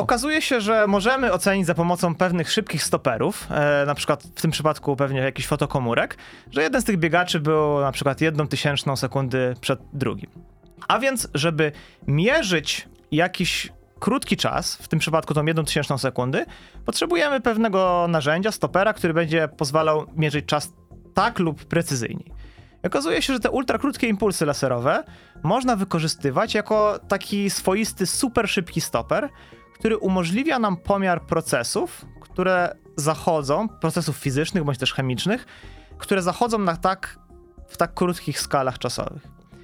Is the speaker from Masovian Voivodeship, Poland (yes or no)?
yes; Masovian Voivodeship, Poland; moved away as an adult; also born or lived in Warsaw / Munich; now in Wrocław, Poland; ja nie jestem rodowitym wrocławianinem, e, pochodzę z Mazowsza